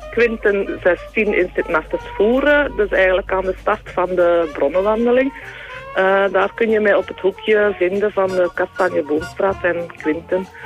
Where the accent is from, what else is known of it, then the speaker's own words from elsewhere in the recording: Waasland, Flanders, Belgium; moved away as an adult; also born or lived in Rupelmonde; now in Voeren, Belgium; ik ben niet van Voeren. Ik ben afkomstig uit het Waasland. dat ligt iets voorbij Antwerpen. Ja, ja. Ehm, ik ben daar ook geboren en getogen eigenlijk. Eh, dus ik ben van 1974.